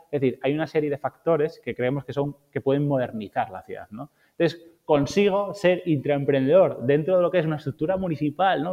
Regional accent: Asturias, Spain; yo soy asturiano

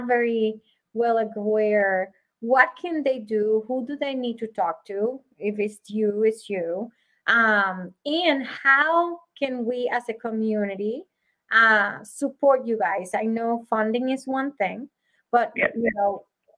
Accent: Puerto Rico; moved away; I come from Puerto Rico

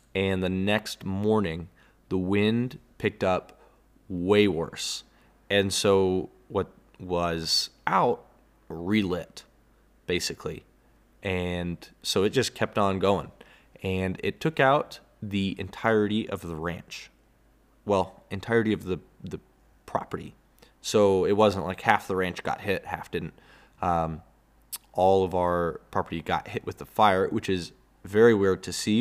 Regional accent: Texas, United States; as a Texan myself

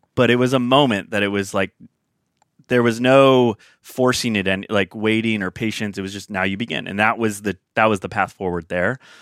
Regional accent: Sacramento, California, United States; I hail from Northern California. Grew up, spent ve, in Sacramento, California, a little suburb town outside of there. Spent about eighteen years

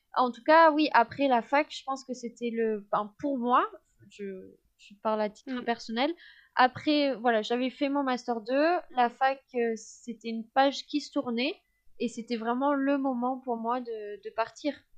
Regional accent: France; je suis française, je suis de l'Union européenne

